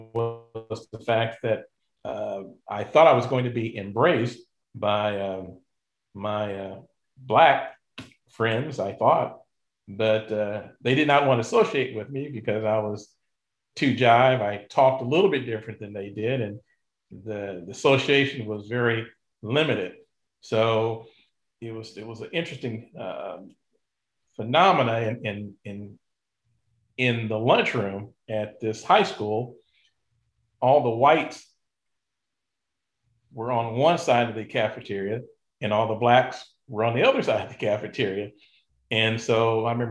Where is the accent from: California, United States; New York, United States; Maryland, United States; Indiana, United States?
Indiana, United States; Indianapolis; also born or lived in Detroit; I grew up in Indianapolis on the south side of town